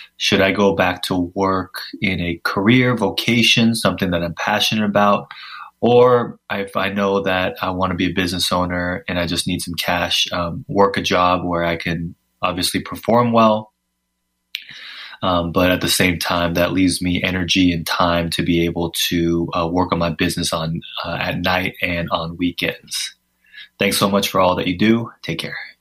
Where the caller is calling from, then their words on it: California, United States; I'm calling from California.